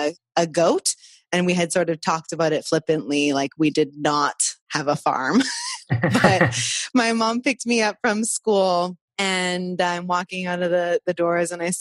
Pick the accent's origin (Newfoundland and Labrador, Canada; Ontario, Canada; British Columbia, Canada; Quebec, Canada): British Columbia, Canada; Vancouver; also born or lived in Costa Rica; I was born in Vancouver and kind of grew up primarily on the West Coast, though there was a lot of travel